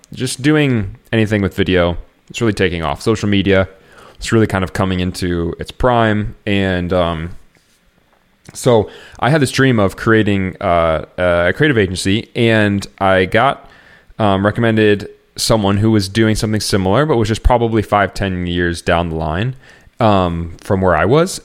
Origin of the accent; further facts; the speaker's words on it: Iowa, United States; moved away as an adult; also born or lived in Chicagoland area; now in Chicago, United States; growing up in Iowa uh, together, I have moved out to the Chicagoland area